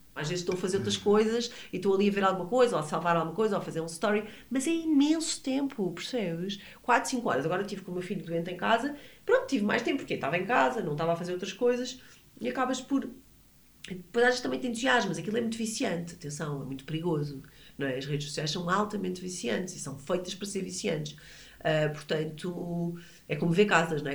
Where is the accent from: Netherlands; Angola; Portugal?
Portugal; moved away as an adult; also born or lived in Brazil; eu sou portuguesa